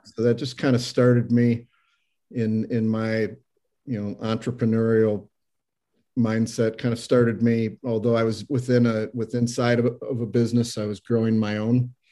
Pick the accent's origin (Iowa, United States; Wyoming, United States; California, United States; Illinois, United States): Iowa, United States; moved away as an adult; also born or lived in Minnesota / Denver; now in Saint Louis, United States; I grew up in Iowa. I've been in Saint Louis for about twenty-eight years